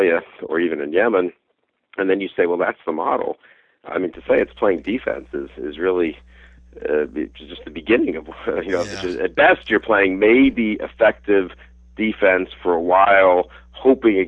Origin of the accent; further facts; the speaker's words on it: United States; As an American